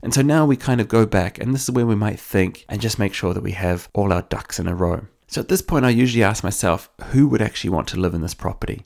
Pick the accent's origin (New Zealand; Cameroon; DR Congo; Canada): New Zealand; now in Ireland; I'm from New Zealand, where we do think a lot about the direction that a house is facing